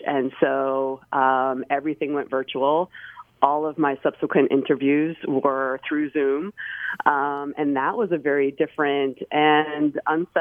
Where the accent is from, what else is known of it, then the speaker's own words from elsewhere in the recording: Massachusetts, United States; I'm from Massachusetts